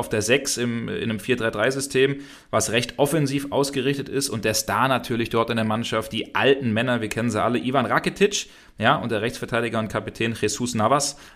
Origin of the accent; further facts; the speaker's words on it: Hesse, Germany; ich bin doch ein alter Hesse, aber wenn man das vielleicht so manchmal noch raushört